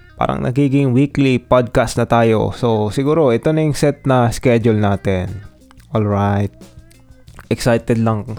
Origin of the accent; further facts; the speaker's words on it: Marikina, Metro Manila, Philippines; accent: Marikina twang; ako ay laking Marikina. So, meaning parang Maynila na rin ang ating pinanggalingan. So, I have this. Meron akong distinct na twang or accent na galing Marikina